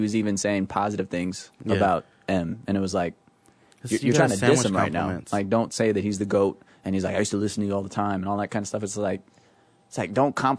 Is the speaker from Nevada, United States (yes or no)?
yes; Las Vegas, Nevada, United States; I'm from Vegas